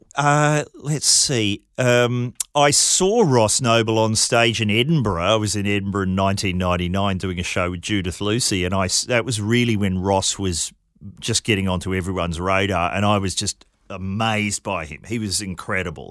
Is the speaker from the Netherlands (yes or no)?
no; New Zealand; I grew up in New Zealand